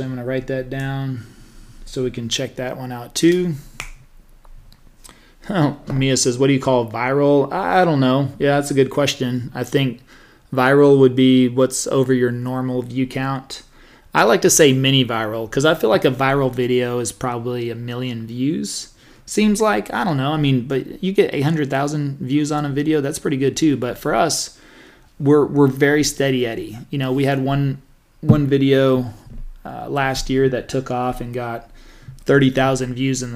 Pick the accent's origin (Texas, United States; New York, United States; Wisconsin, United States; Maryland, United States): Texas, United States; Stephenville; also born or lived in Dallas, Texas; growing up in Stephenville